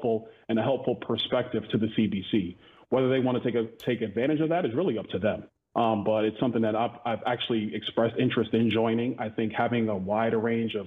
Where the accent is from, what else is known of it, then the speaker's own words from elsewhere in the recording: New York City, New York, United States; I grew up in Brooklyn, New York